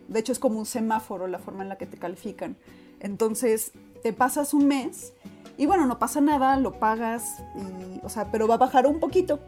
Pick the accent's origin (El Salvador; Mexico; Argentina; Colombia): Mexico; por qué nací en México